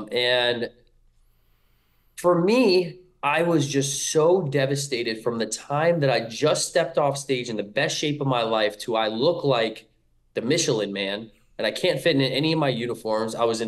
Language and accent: English; King of Prussia, Pennsylvania, United States; also born or lived in Salisbury, Maryland; Yeah, so I was born in Salisbury, Maryland. I stayed there for about 2 or 3 years, and then I soon moved to King of Prussia, Pennsylvania.